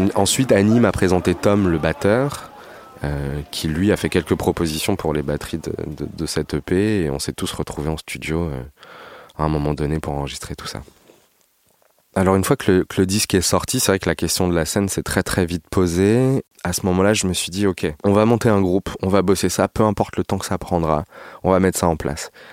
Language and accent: French; Paris region, Île-de-France, France; Je suis né à Paris, j'ai grandi en région parisienne.